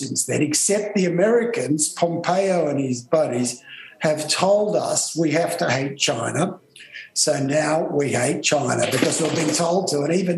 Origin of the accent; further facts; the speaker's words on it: Australia; as an Australian.